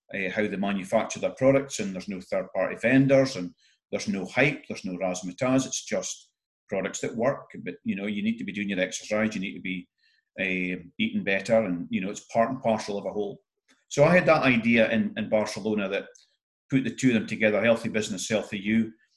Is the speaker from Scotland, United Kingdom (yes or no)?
yes; north-east Scotland, United Kingdom; being typical Scottish northeast